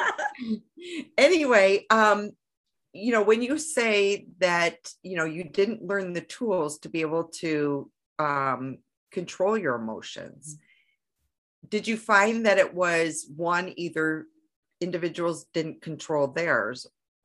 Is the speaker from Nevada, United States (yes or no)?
no; Michigan, United States; I'm from Michigan